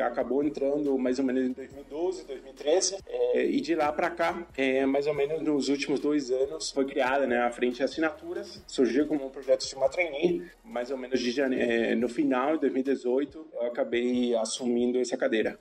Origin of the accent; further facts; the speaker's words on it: Asunción, Paraguay; Portuguese is a second language; moved away as an adult; now in Brazil; eu sou de Assunção, Paraguai. Eu moro no Brasil já há alguns anos